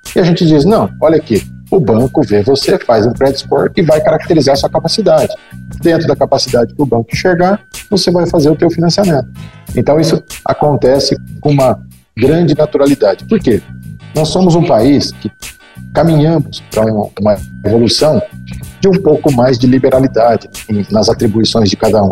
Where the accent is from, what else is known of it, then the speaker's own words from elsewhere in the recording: Brazil; como bons brasileiros